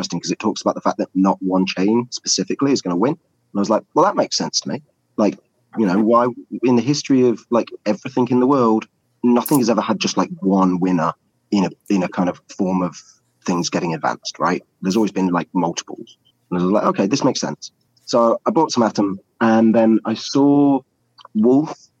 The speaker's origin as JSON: {"language": "English", "region": "England", "country": "United Kingdom", "said": "I'm English"}